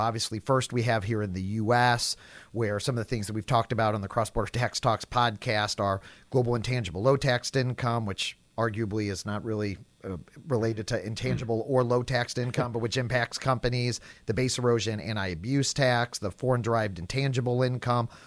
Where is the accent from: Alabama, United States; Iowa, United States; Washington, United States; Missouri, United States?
Missouri, United States; St. Louis; Saint Louis, my hometown